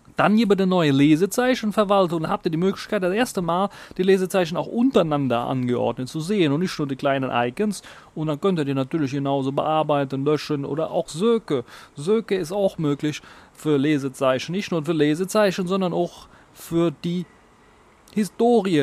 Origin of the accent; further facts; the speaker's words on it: Germany; bei uns in Deutschland